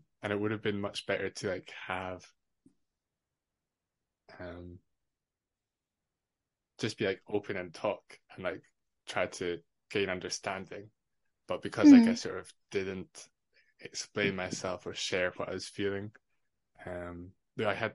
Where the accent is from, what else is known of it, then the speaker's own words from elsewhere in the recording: Edinburgh, Scotland, United Kingdom; also born or lived in Fife; I grew up in Edinburgh till I was about 12 or 13, and then moved to Fife.